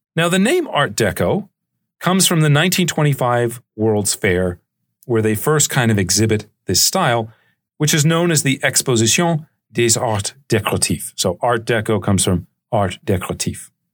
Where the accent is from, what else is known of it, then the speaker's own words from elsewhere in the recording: Charleston, South Carolina, United States; the city of Charleston, where I grew up in South Carolina